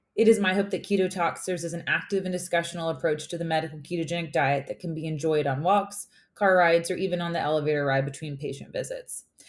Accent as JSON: {"language": "English", "region": "West Tennessee", "country": "United States", "tie": "born or raised there", "also_born_or_lived": "Mississippi / Georgia", "moved": "as an adult", "said": "I was born and raised in West Tennessee"}